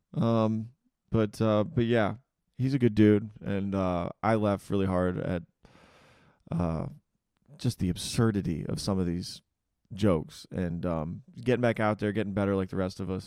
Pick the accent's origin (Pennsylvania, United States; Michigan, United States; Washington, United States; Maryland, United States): Michigan, United States; moved away; I'm from Michigan